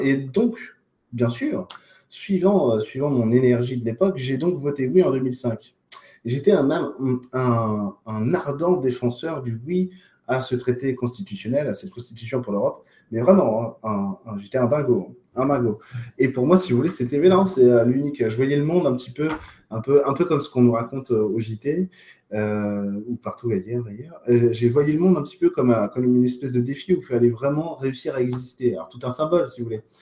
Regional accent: France; chez nous en France

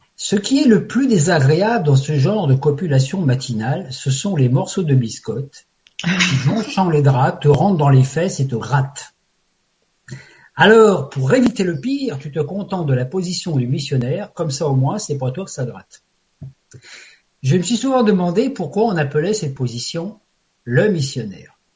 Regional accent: Paris, Île-de-France, France; je suis parisien d'origine

